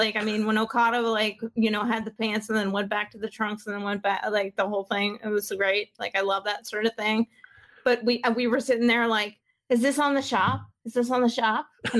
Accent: Southeastern Maine, United States; I'm from Southeast, Southeastern Maine.

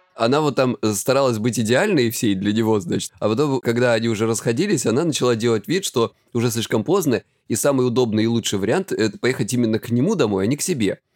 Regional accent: Krasnodar Krai, Russia; я с Кубани

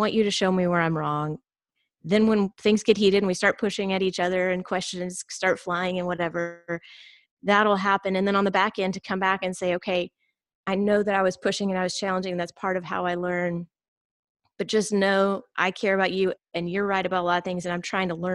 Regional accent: United States; also born or lived in Georgia, United States / Texas, United States; I was raised in Georgia and Texas, so primarily the Bible Belt

